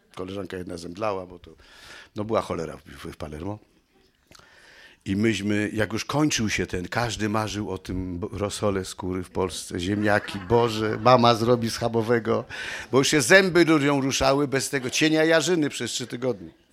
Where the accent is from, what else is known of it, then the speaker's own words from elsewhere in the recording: Kraków, Lesser Poland, Poland; się urodziłem, kochani, w Krakowie